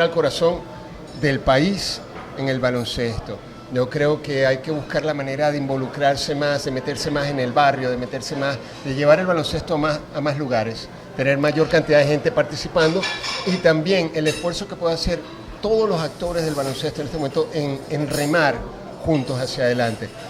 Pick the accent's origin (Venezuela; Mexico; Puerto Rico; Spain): Venezuela; Mérida; now in Caracas, Venezuela; yo soy de Mérida